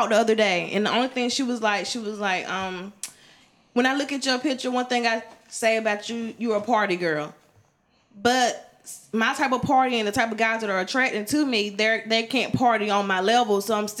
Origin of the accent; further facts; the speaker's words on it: Wilson, North Carolina, United States; moved away as an adult; also born or lived in Greensboro, North Carolina; Wilson raised me, but Greensboro, it really kind of made me